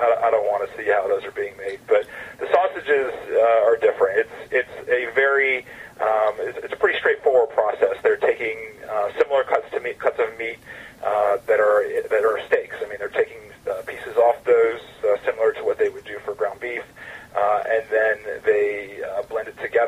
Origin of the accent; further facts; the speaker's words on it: Atlanta, Georgia, United States; I'm a Southern guy. I'm from Atlanta